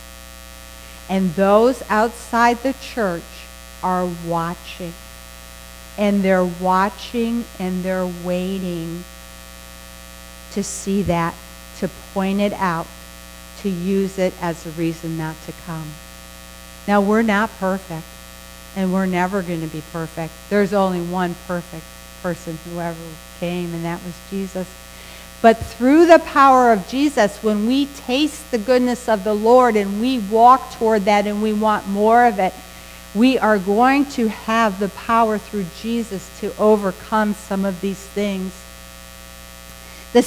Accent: Western New York, United States; moved away; when I grew up in Western New York

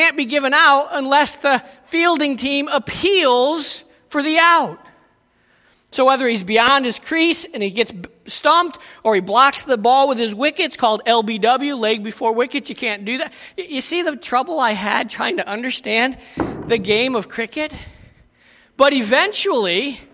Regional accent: United States; moved away; I was from America and am from America

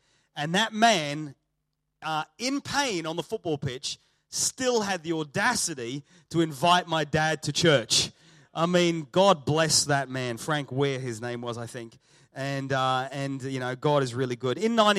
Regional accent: Australia; accent: Australian; also born or lived in England; My accent is Australian. My parents are from Risca, just down the road, not far from here. I was born in England. Sorry about that. Wasn't my fault. Went to Australia when I was two.

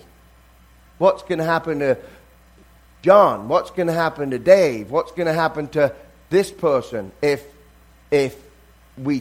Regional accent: England, United Kingdom; now in United States; even though I'm English, I consider myself now I'm American because I've lived here longer than I lived in England

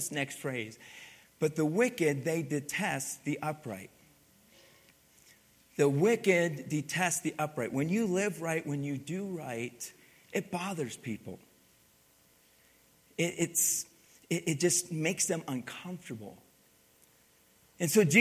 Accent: Pennsylvania, United States; moved away; I grew up in Pennsylvania

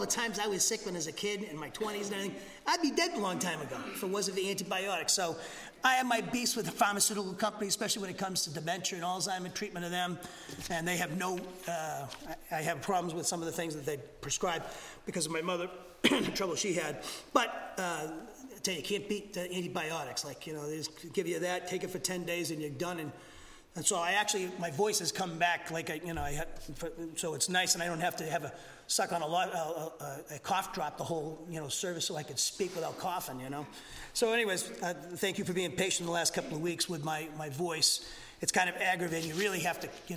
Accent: Massachusetts, United States; moved away as an adult; also born or lived in Alabama; now in Huntsville, United States; I'm from Massachusetts, okay? I'm a Yankee, and I'm your pastor here down in Alabama

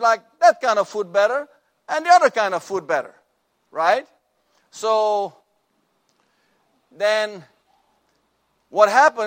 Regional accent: Suriname; moved away; when I grew up in our family, in my home country of Suriname

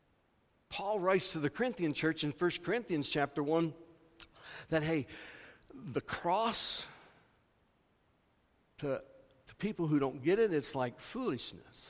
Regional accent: Missouri, United States; moved away as an adult; also born or lived in Iowa; I grew up in Missouri, but my wife and I have done most of our years of ministry in Iowa, and we're recently back in Missouri

